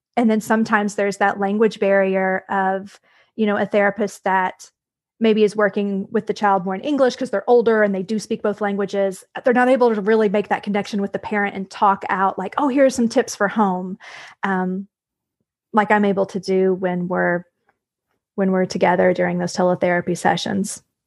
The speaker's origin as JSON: {"language": "English", "region": "Tennessee", "country": "United States", "also_born_or_lived": "Brownsville, Texas / Harlingen, Texas", "moved": "as an adult", "said": "I'm originally from Tennessee. So we moved back to Tennessee about five years ago"}